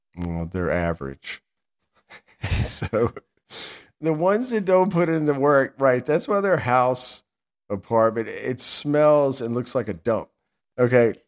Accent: Sandston, Virginia, United States; I'm from Sanston

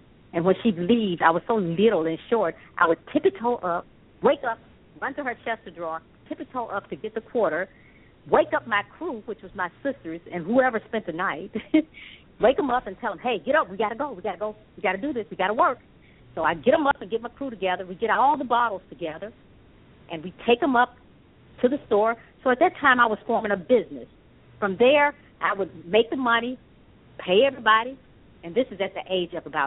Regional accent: Memphis, Tennessee, United States; also born or lived in Akron, Ohio; I was born in Akron, Ohio, and my mother, of course, we're from Memphis, Tennessee

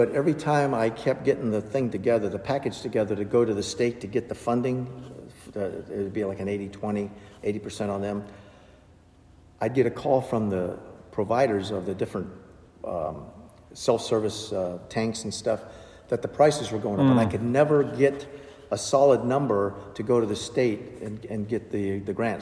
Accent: Orlando, Florida, United States; now in Warrenton, United States; We're from Orlando

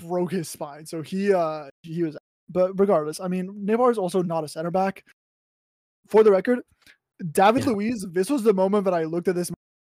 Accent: France; So I was born in France to a French father and a German mother, right?

